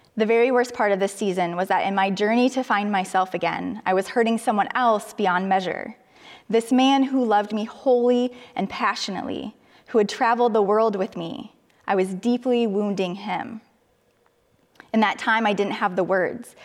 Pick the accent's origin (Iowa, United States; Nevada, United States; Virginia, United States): Iowa, United States; Cedar Falls; moved away as an adult; I moved closer to my hometown, to Cedar Falls, where my sister and her family lived